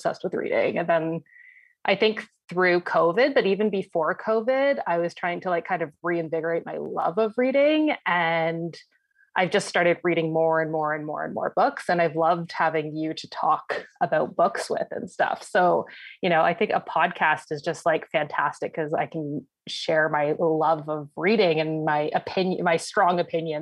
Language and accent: English; London, Ontario, Canada; also born or lived in Ottawa; I hail from London, Ontario, which is where I met Meg